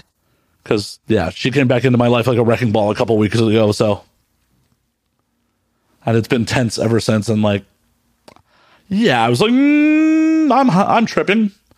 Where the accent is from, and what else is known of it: Chicago, Illinois, United States; moved away